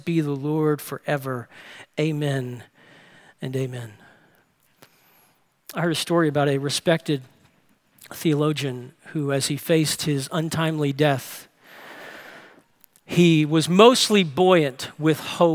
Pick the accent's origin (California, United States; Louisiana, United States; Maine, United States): Louisiana, United States; New Orleans; I grew up in New Orleans and was there when Hurricane Katrina